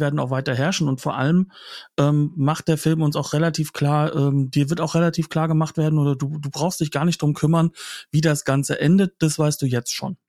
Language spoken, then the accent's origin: German; Germany; bei uns in Deutschland